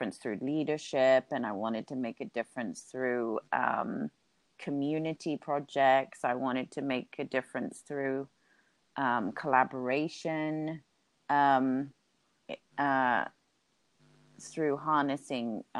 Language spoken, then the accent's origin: English; Hong Kong; half English, half Swiss, but born and grew up in Hong Kong